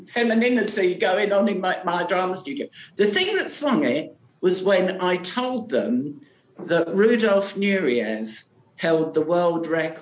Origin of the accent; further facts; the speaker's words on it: London, United Kingdom; first language British Sign Language; English is a second language; we're from Canningtown.